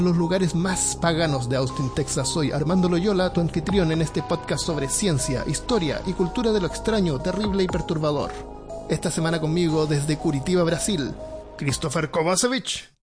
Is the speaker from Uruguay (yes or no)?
no; Santiago, Santiago Metropolitan Region, Chile; moved away; yo me crié en Santiago y no, no, es una ciudad.